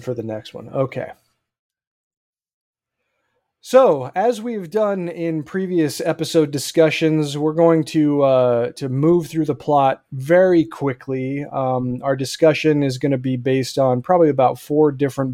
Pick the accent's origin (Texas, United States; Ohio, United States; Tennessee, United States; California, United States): California, United States; Bakersfield; where I was born in Bakersfield